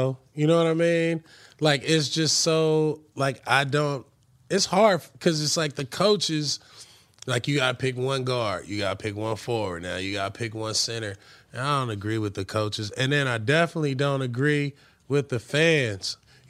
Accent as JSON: {"language": "English", "region": "New York", "country": "United States", "tie": "born or raised there", "said": "Street ball growing up in New York, of course"}